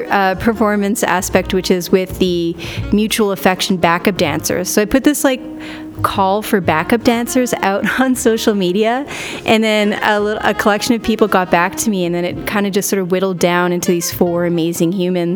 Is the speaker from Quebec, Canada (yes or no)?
yes; Montreal, Quebec, Canada; moved away as an adult; now in Regina, Canada; I moved away from my hometown of Montreal to Regina, Saskatchewan